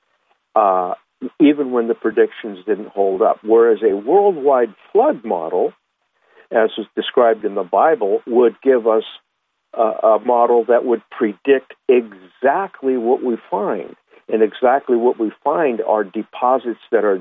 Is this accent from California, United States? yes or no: yes; Huntington Beach, California, United States; I grew up in Huntington Beach, California